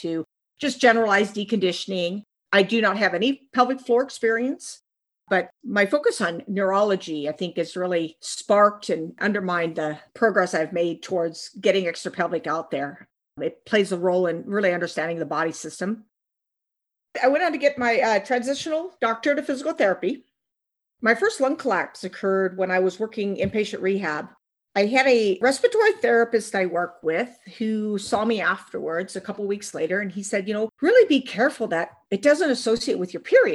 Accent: Pacific Northwest, United States; also born or lived in Washington / Oregon; I grew up in the Pacific Northwest in Washington and Oregon State.

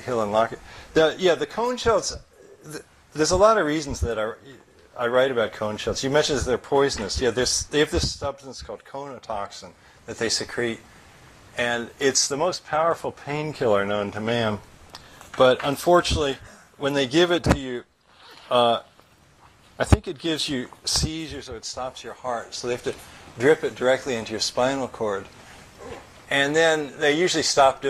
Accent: San Jose, California, United States; in San Jose, my hometown

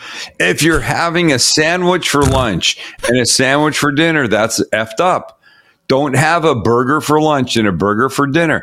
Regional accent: Canada; now in United States; my first year as an American. Every other 4th of July that we've spent together, if the show has fallen on a 4th of July, I have been a Canadian.

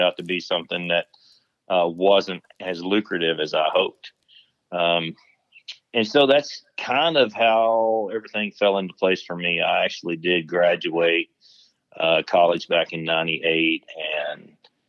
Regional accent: Tennessee, United States; moved away as an adult; also born or lived in West Texas; now in Texas, United States; I grew up in Tennessee

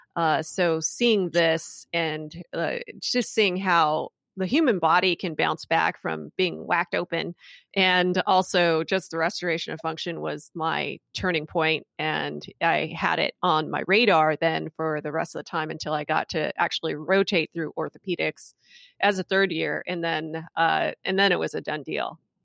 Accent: Hacienda Heights, California, United States; moved away as an adult; also born or lived in Freehold, New Jersey / Philadelphia; Greater Los Angeles, I grew up in Hacienda Heights

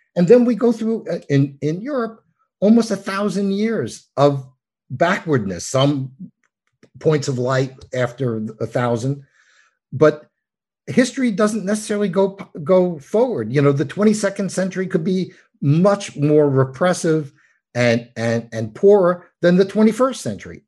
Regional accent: New York, United States; I'm from New York

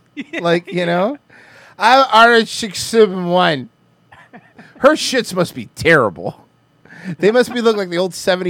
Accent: Dade County, Florida, United States

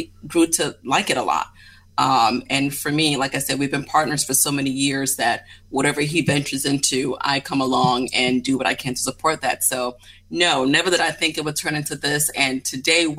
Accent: Maryland, United States; now in Florida, United States; I grew up in Maryland

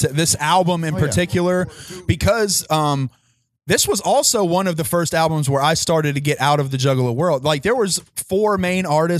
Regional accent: Columbus, Ohio, United States; When he started performing here in my hometown of Columbus.

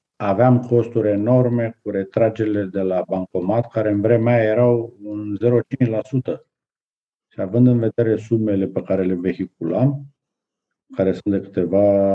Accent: Prahova, Romania; aici în zona Prahovei, de unde sunt eu

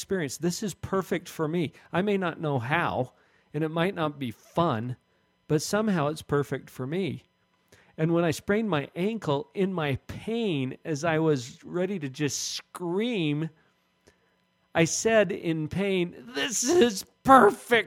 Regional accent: Orem, Utah, United States; we have the same hometown

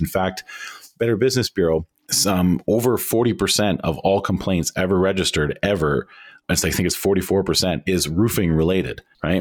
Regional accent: Canada; we in Canada

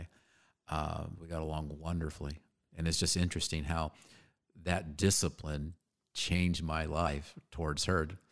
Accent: Phoenix, Arizona, United States; Born and raised right here.

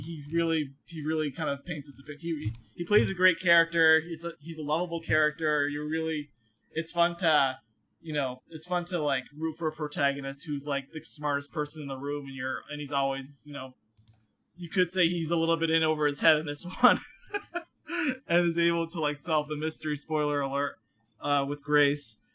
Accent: Connecticut, United States; I'm from Connecticut

